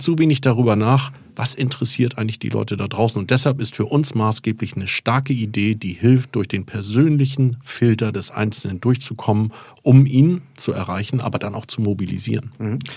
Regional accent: Fehmarn, Schleswig-Holstein, Germany; moved away; schon während der Schulzeit auf Fehmarn, ich bin auf der Ostseeinsel Fehmarn geboren

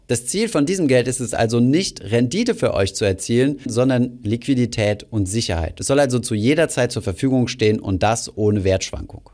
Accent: Germany; bei uns in Deutschland

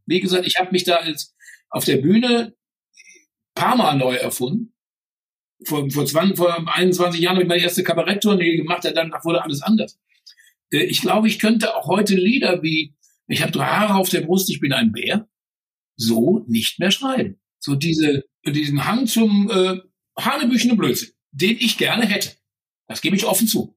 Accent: Germany; als Deutscher

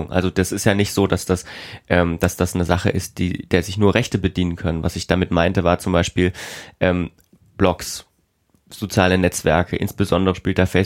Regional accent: East Germany, Germany; weil ich bin auch Ostdeutscher

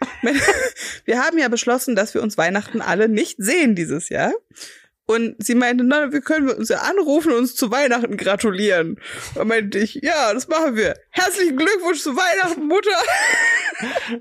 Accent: Berlin, Germany; Ich komme nämlich aus West-Berlin

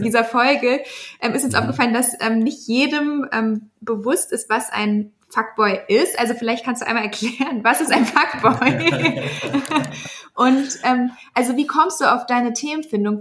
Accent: Germany; wir sind ja auch alle Deutsche, aber so wie wir Deutsch mit Migrationsgeschichte

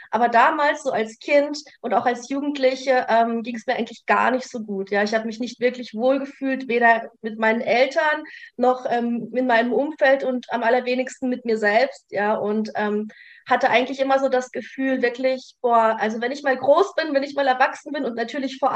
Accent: Gottenheim, Baden-Württemberg, Germany; also born or lived in Ukraine / Russia; ich komme aus dem Örtchen Gottenheim bei Freiburg im schönen Südbaden in Deutschland. Um, ursprünglich gebürtig komme ich allerdings aus Russland beziehungsweise bin in der Ukraine geboren, bin mit sechs Jahren nach Deutschland ausgewandert.

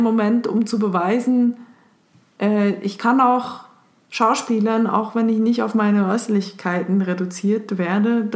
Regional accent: Switzerland; ich als Schweizerin

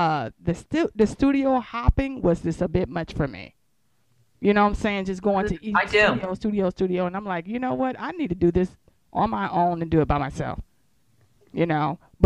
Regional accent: San Diego, California, United States; moved away as an adult; I'm originally from San Diego. We moved here, 8 years ago

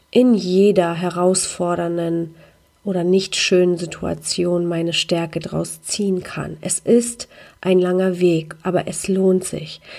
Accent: Poland; weil die Ostblockkultur, in der ich groß geworden bin in Polen, einfach so funktionierte.

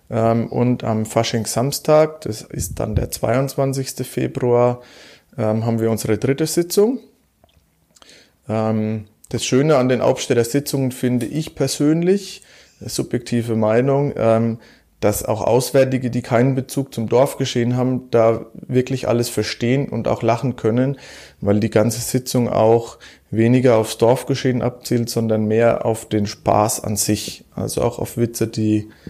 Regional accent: Germany; ich bin ja gebürtiger Hauptstädter. Ähm, ich wohne schon immer im selben Haus, habe es also nie aus meinem Elternhaus herausgeschafft. Ähm, bin in Hauptstadt sehr, sehr, sehr, sehr tief verwurzelt, auch mit den ganzen Vereinen vor Ort.

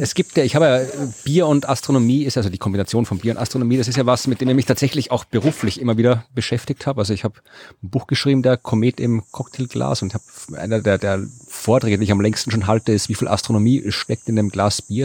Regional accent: Krems, Lower Austria, Austria; born or raised there

